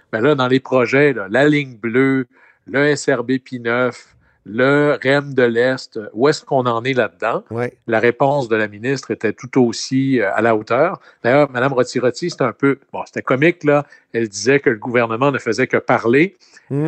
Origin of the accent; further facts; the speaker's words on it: Quebec, Canada; Chez nous, au Québec